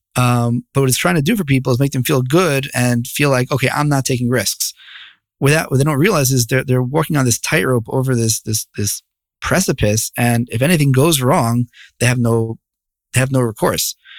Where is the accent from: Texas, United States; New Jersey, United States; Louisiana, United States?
New Jersey, United States; Bergenfield; moved away as an adult; also born or lived in New York City; now in Jerusalem, Israel; I grew up in northern Jersey, a little town called Bergenfield.